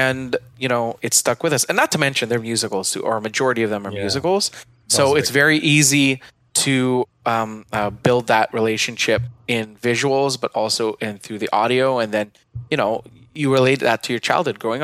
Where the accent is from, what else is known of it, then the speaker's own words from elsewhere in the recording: Philippines; I grew up in the Philippines